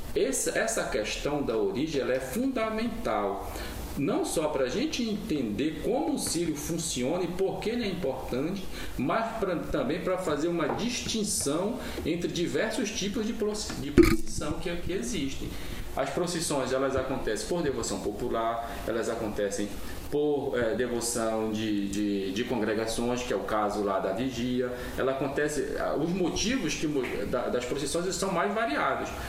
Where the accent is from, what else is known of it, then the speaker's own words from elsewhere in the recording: São Miguel do Guamá, Pará, Brazil; minha cidade, São Miguel do Guamá